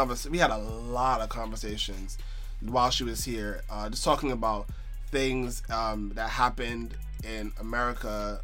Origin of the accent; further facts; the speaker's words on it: New York City, New York, United States; also born or lived in Washington Heights, New York; so I'm from Brooklyn too.